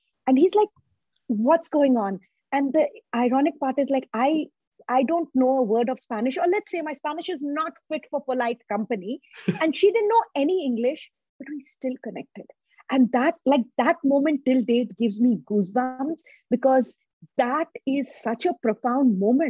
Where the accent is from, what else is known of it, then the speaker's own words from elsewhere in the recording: North India, India; So we grew up in a community where our neighbors, like we are from North India, so that's the cuisine that was made at home.